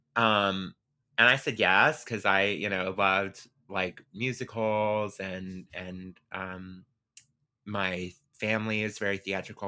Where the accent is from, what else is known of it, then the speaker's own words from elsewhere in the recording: Pensacola, Florida, United States; I grew up in Pensacola, Florida.